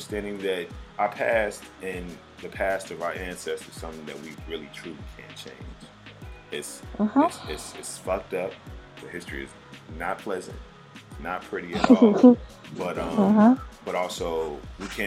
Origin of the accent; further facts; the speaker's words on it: the South, Southern United States, United States; I am a Southerner.